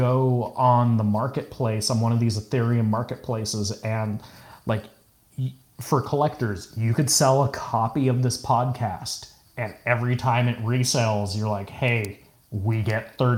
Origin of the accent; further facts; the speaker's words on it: California, United States; I'm from California